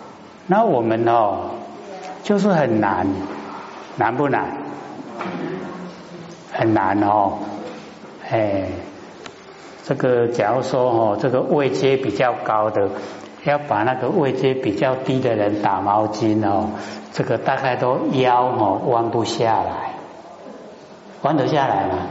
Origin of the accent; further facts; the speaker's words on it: Taiwan; 我们台湾话讲，哎，看严严嘞，不然会倒下去。